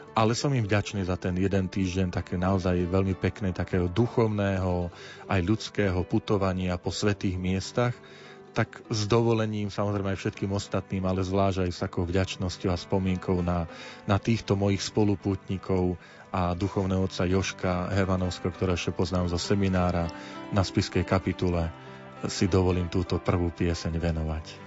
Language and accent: Slovak; Tvrdošín, Žilina Region, Slovakia; moved away; also born or lived in Banská Bystrica; Ja práve prichádzam priamo z Oravy, z môjho rodného Tvrdošína.